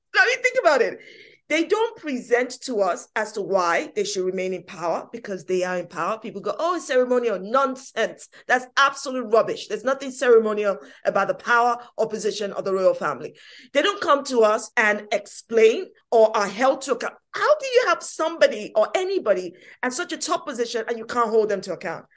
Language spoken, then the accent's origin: English; London, United Kingdom; I was born in this country, East London, Hackney, no less, yes, brilliant, Hackney.